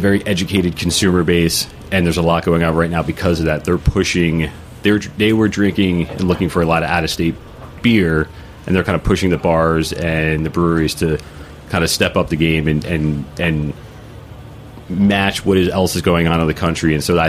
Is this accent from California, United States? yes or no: no; New Jersey, United States; Growing up in New Jersey and drinking beer in New Jersey, there was a lot going on.